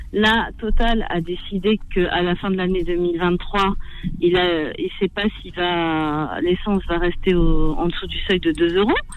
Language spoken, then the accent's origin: French; France; je suis française, je suis née en France.